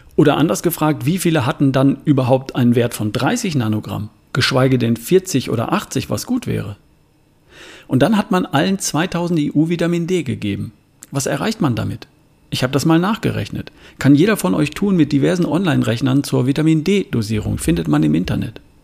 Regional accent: Germany; hier bei uns in Deutschland

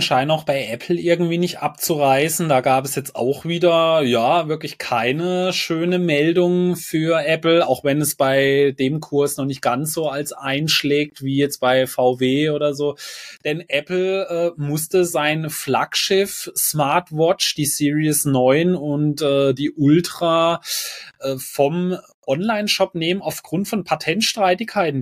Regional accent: Germany; bei uns in Deutschland

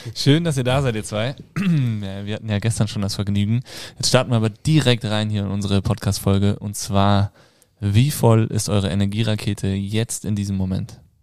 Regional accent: Kassel, Hesse, Germany; moved away; bei uns zu Hause äh, in Kassel, in Hessen, da wo ich herkomme

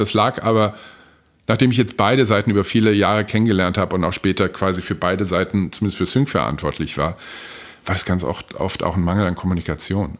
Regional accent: Frankfurt, Hesse, Germany; also born or lived in Oberursel; wir sind beide in Frankfurt geboren und sind dann irgendwann Anfang der oder Anfang Mitte 70er nach in einen Vorort gezogen, Oberursel.

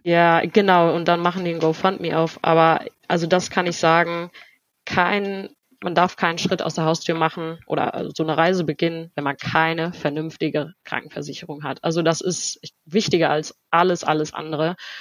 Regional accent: Germany; first language German and Spanish; ich bin hier geboren, also in Deutschland geboren worden und von Anfang an zweisprachig erzogen worden

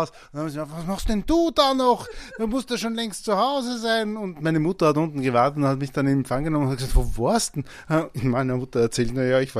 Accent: Vienna, Austria; Ich bin mit meinen Eltern ja sehr oft übersiedelt. Ich bin ja in Mauer aufgewachsen.

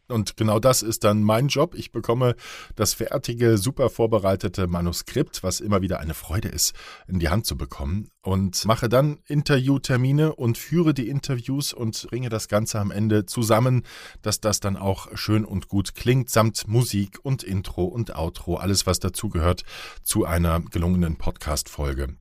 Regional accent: Saarland, Germany; moved away as an adult; also born or lived in Marburg / Heilbronn / Baden-Baden; Ich komme aus dem Saarland, bin dort geboren und habe dort erstmal ein Praktikum gemacht bei einem Radiosender

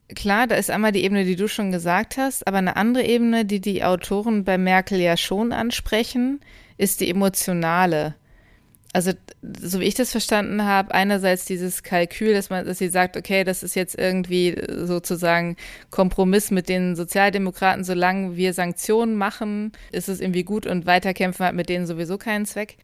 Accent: Lower Saxony, Germany; ich komme ja auch aus Niedersachsen

